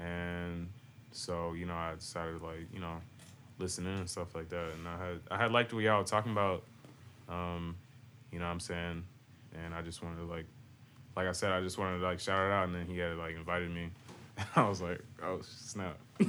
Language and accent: English; Boston, Massachusetts, United States; moved away; also born or lived in Virginia; So like, originally, like, I'm from Boston, and I was there like in my youth, you know what I'm saying? But then my mom, she like moved down to like Virginia and all that stuff